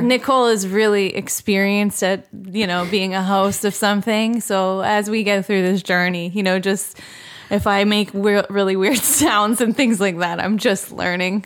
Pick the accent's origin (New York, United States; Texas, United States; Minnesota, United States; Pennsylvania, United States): Pennsylvania, United States; Philadelphia; I'm from the Philadelphia area